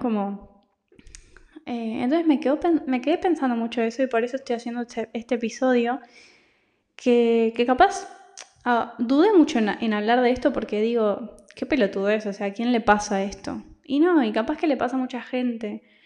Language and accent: Spanish; Argentina; moved away as an adult; also born or lived in Italy; now in Barcelona, Spain; yo vivía en Argentina porque soy argentina, de ahí me fui a Italia y de Italia me vine a España, a Barcelona